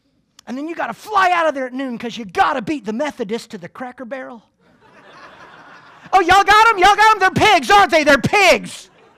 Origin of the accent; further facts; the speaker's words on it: Clearwater, Florida, United States; born there; I was born here in Clearwater, but I live in the Deep South.